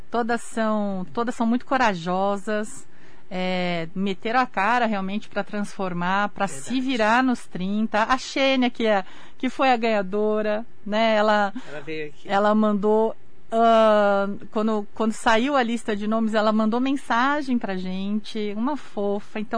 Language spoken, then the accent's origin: Portuguese; Brazil; japonês, né? eu sou brasileira.